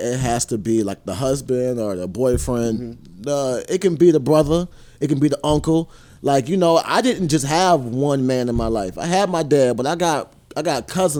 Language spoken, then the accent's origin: English; the South, United States; I come from the South.